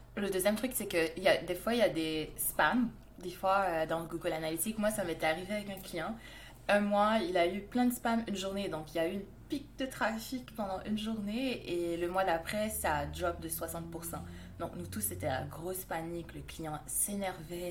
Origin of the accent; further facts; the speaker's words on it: Montreal, Quebec, Canada; je viens du Canada, à Montréal